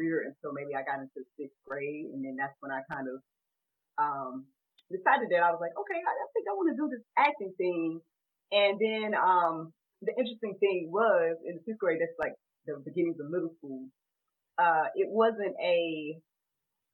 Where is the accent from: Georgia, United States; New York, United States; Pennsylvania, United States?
Georgia, United States; Jackson; my hometown is named Butts County, Georgia. Jackson, Butts County, Georgia